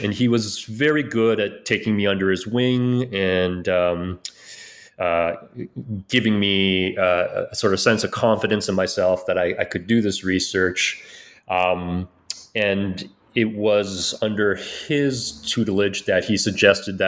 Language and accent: English; Victoria, British Columbia, Canada; moved away; also born or lived in Vienna, Austria; I grew up in Victoria, British Columbia in Canada, in the Pacific Northwest